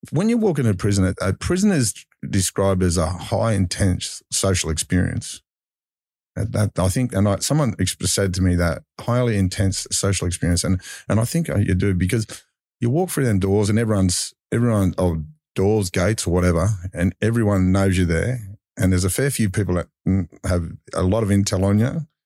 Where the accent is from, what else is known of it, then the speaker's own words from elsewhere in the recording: Mount Druitt, New South Wales, Australia; I grew up Mount Druitt